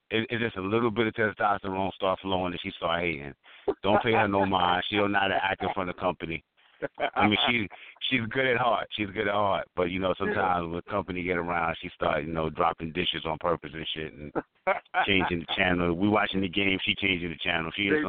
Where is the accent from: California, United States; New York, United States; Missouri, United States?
New York, United States; New York City; I'm born and bred in Brooklyn myself. I used to live right in Kings County or New York and Winthrop.